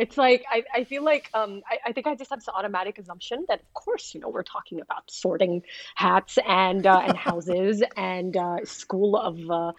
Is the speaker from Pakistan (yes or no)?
yes; Pakistan; also born or lived in Middle East; And I'm originally from Pakistan. I was born and raised in the Middle East